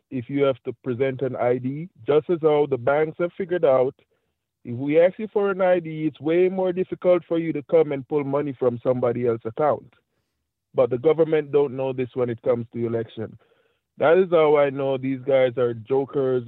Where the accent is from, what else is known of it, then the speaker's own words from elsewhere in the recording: Jamaica; now in Florida, United States; I'm from Jamaica